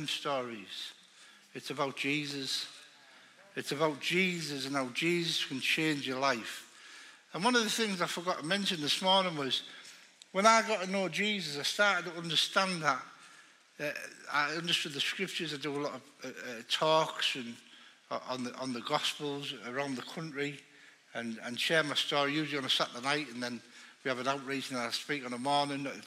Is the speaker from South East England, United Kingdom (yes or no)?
no; Middlesbrough, North East England, United Kingdom; accent: northerner; I'm from Middlesbrough.